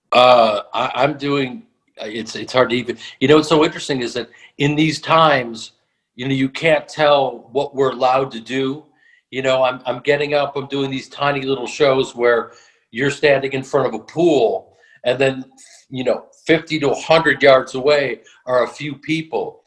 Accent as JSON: {"language": "English", "town": "Chicago", "region": "Illinois", "country": "United States", "tie": "born or raised there", "also_born_or_lived": "New York", "said": "I was born in New York, but I grew up in Chicago"}